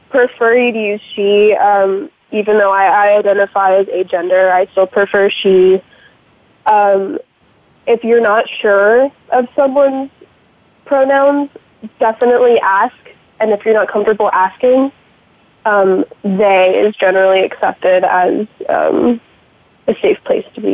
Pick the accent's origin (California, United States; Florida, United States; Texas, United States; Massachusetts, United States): California, United States; San Diego; moved away as an adult; now in San Francisco, United States; growing up in San Diego, which is, you know, relatively conservative for California